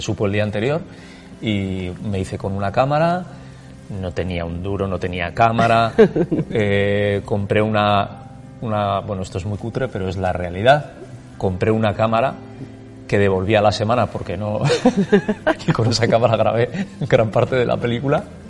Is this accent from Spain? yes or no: yes; Basque Country, Spain; todas las vivencias que nosotros hemos tenido como vascos que han vivido el conflicto